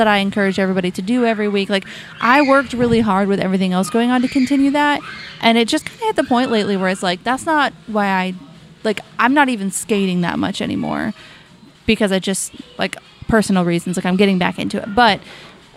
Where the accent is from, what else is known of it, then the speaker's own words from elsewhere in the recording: Washington, United States; moved away; We are from Washington State